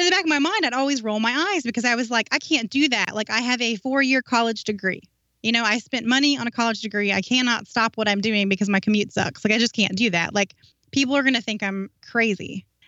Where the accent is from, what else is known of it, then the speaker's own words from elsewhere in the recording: North Carolina, United States; moved away as an adult; North Carolina.